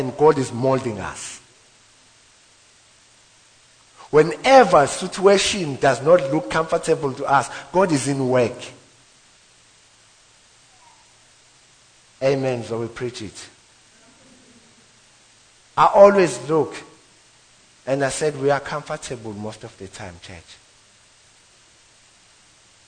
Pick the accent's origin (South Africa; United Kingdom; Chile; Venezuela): South Africa; now in Witbank, South Africa; I'm moving houses from White Bank to Embo, where I grew up, to one room, one bedroom, from three bedroom